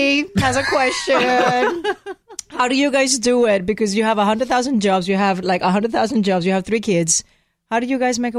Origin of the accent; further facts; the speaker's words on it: Puerto Rico; moved away; when I grew up in Puerto Rico.